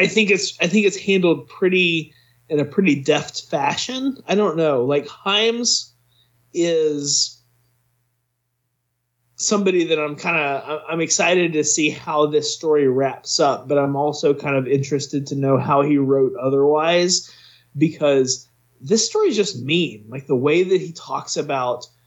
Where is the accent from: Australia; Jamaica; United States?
United States; we're all from the United States